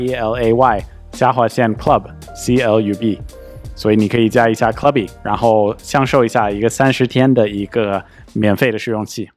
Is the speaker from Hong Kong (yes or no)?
no; United States; 作为一个美国人